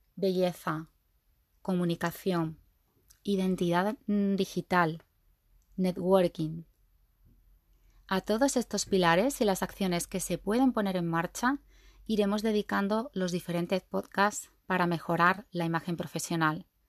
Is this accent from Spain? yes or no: yes; Seville, Andalusia, Spain; Sevillana de nacimiento y de sentimiento